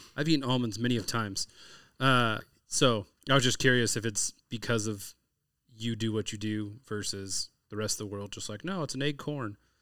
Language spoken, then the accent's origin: English; California, United States; I'm from California, so we grow up